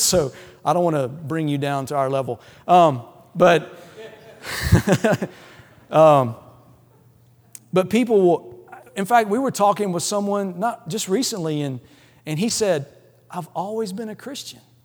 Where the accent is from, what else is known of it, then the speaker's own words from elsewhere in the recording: Louisiana, United States; moved away; I'm from the South, I'm, I grew up in Louisiana